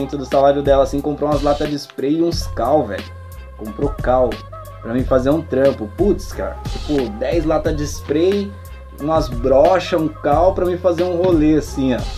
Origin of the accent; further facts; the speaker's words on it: Mogi das Cruzes, São Paulo, Brazil; born there; also born or lived in Brás; Eu morava no Brás, nasci em Mogi, fui morar no Brás